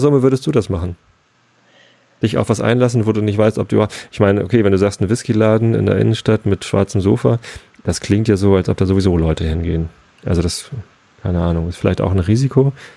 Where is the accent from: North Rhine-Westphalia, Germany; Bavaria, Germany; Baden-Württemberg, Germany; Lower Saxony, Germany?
Baden-Württemberg, Germany; Freiburg; ich als Freiburger